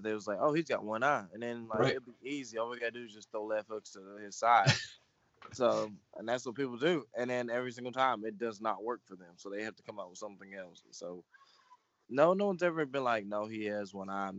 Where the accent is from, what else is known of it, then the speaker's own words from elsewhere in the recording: Houston, Texas, United States; now in Tennessee, United States; I left here about the age of four, and I moved with my mom to Houston. So that was pretty fun living down there for 10, 15 years